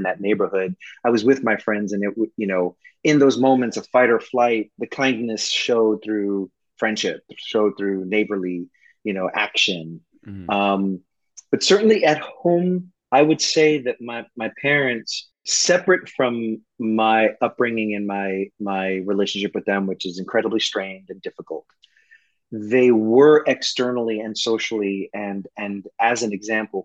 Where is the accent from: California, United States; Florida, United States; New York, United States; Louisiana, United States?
New York, United States; New York City; I grew up in the projects of East New York, Brooklyn